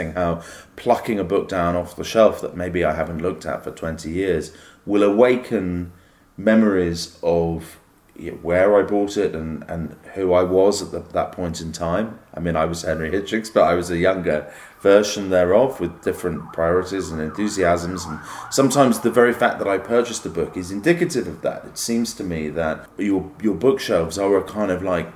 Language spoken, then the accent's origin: English; United Kingdom; as a British person